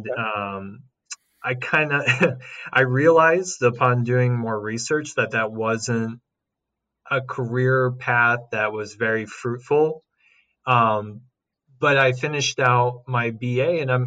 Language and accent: English; Franklin County, Missouri, United States; moved away as an adult; now in St. Louis, United States; I was born and raised in Franklin County, which is about 40 minutes west south of here.